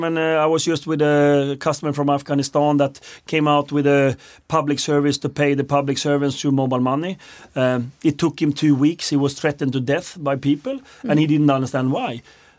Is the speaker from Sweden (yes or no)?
yes; Sweden; I'm from Sweden.